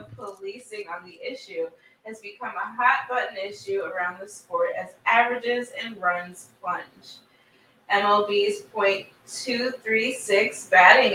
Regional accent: Cleveland, Ohio, United States; now in Bronx, United States; I grew up in Cleveland

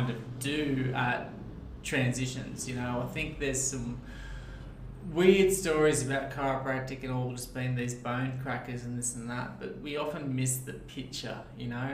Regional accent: Sydney, New South Wales, Australia; moved away as an adult; now in Newcastle, Australia; I grew up out in Castle Hill, so out western Sydney

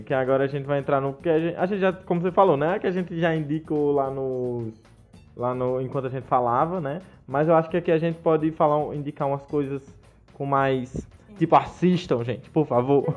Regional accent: Brazil; enquanto brasileiros

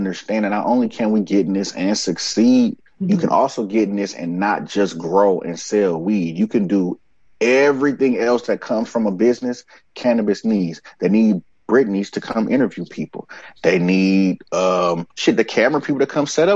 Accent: Oakland, California, United States; moved away; I come from Oakland, where we don't stare at people or look at people

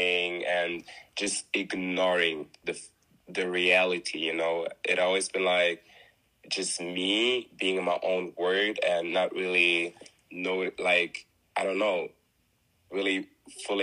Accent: Germany; I was born in Germany, born and raised in Germany. My parents are from Congo, so I'm Congolese.

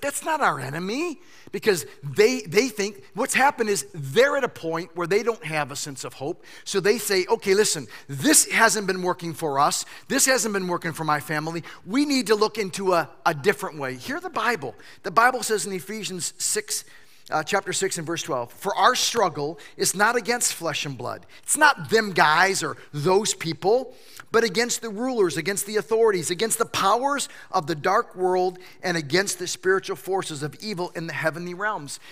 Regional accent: United States; I don't show up as an American, although I am.

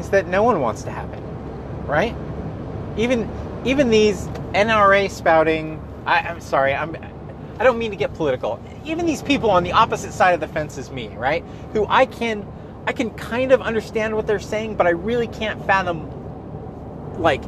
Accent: Gilroy, California, United States; I am from Gilroy

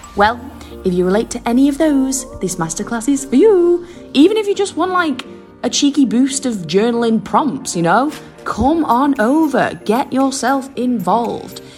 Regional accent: Warrington, North West England, United Kingdom; I'm from Warrington, a little small town in north of England

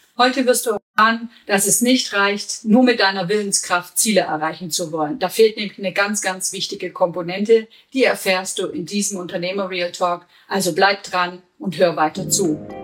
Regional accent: Germany; bei uns in Deutschland

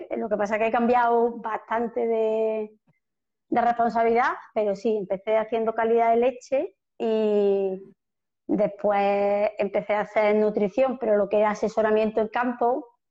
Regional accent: north of Córdoba province, Andalusia, Spain; estamos en el norte de la provincia de Córdoba, en el norte de Andalucía

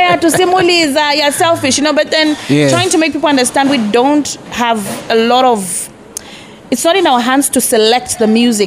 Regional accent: Lusaka, Lusaka Province, Zambia; born and bred in Lusaka. Makeni, to be specific.

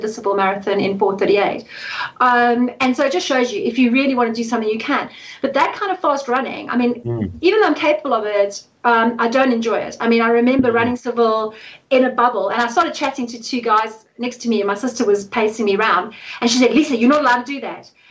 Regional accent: South Africa; moved away; I'm South African

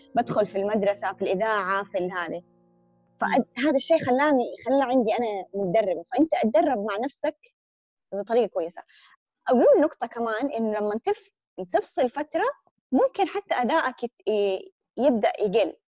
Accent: Hejaz, Saudi Arabia; accent: Hijazi; ان انا حجازيه

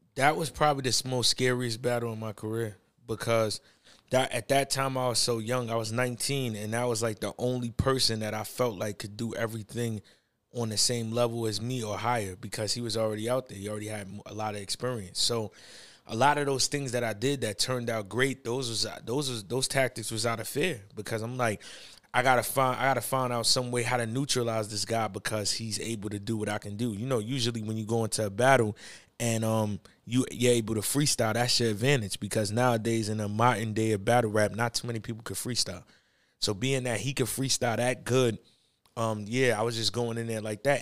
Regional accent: New York, United States; I was from New York

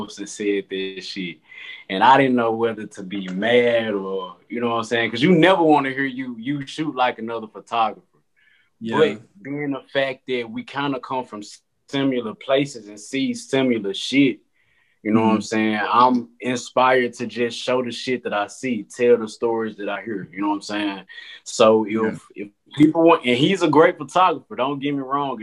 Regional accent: Memphis, Tennessee, United States; I'm from Memphis, Tennessee, and I am a photographer.

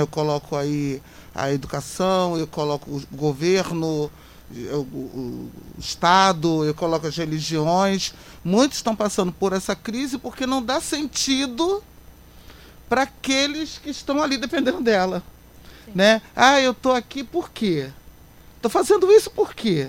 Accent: Queimados, Rio de Janeiro, Brazil; queimadenses principalmente, povo da minha terra, porque eu nasci, criei, cresci, estou ficando velha aqui

